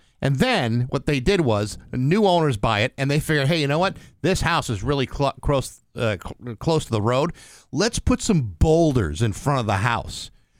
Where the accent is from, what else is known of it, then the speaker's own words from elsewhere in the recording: Rehoboth, Massachusetts, United States; there's a house in my hometown of Rehoboth.